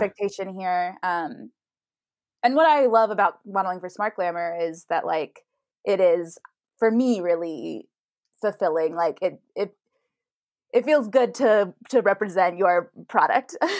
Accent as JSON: {"language": "English", "region": "Idaho", "country": "United States", "moved": "as an adult", "lives_now": "New York, United States", "said": "I'm from Idaho originally"}